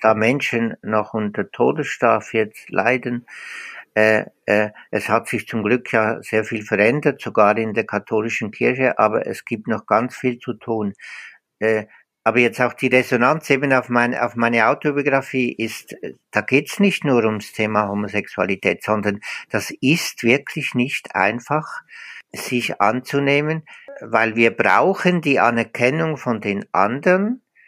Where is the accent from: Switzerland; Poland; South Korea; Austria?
Switzerland; accent: Swiss Standard German; moved away as an adult; now in Osnabrück, Germany; an meinem äh, Schweizer Hochdeutsch, ich bin, ich bin Schweizer.